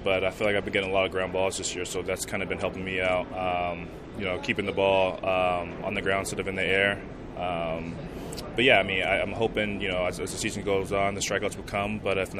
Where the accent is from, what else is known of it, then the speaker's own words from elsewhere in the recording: Southern California, United States; Growing up in Southern California, not too far from L.A.